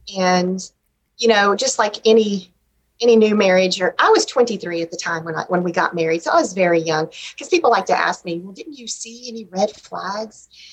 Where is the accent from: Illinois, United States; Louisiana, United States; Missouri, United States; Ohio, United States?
Louisiana, United States; Shreveport; also born or lived in Ruston, Louisiana; I grew up in Shreveport